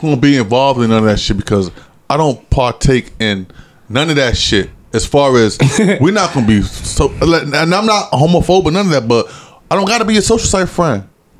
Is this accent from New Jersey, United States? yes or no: yes; Trenton, New Jersey, United States; I'm from Trent